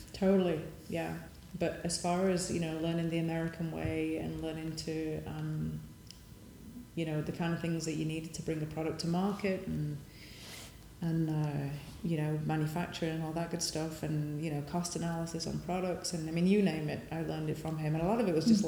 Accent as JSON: {"language": "English", "town": "Sheffield", "region": "Yorkshire and the Humber", "country": "United Kingdom", "tie": "born or raised there", "moved": "as an adult", "lives_now": "United States", "said": "I came from Sheffield"}